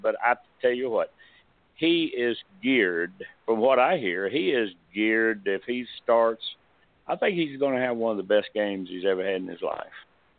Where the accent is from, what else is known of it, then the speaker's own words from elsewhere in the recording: Alabama, United States; now in Georgia, United States; Of course, I live in Georgia now, but I grew up in Alabama. I grew up a big Bama fan, like everybody in our neighborhood.